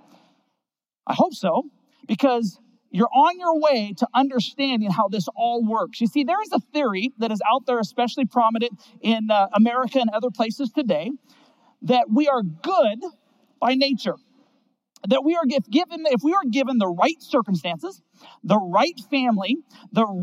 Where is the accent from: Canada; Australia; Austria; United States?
United States; Seattle, Washington; I grew up in Seattle, Washington